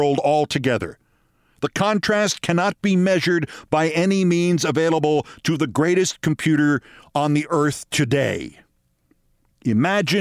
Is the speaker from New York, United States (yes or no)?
yes; Hudson River, New York, United States; the Hudson River, which I grew up along